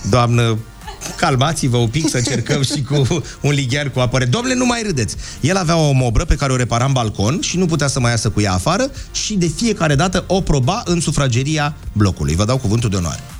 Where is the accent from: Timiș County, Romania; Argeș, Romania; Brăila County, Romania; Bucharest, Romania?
Argeș, Romania; Curtea de Argeș; now in France; din Curtea de Argeș, dar prezent în Franța